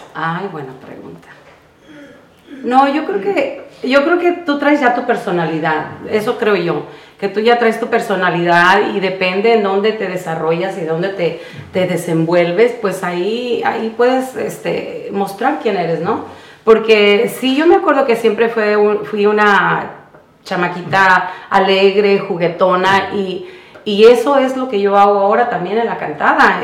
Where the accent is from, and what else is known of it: Jacona, Michoacán, Mexico; born or raised there; now in California, United States